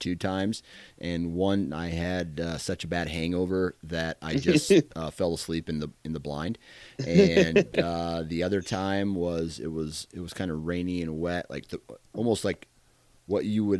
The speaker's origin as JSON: {"language": "English", "region": "Iowa", "country": "United States", "said": "I'm from Iowa, dude."}